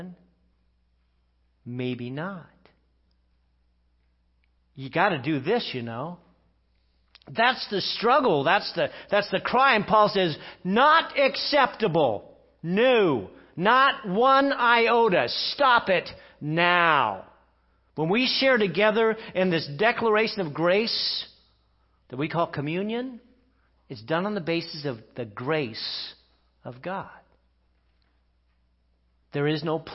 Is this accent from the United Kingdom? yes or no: yes; England, United Kingdom; I'm English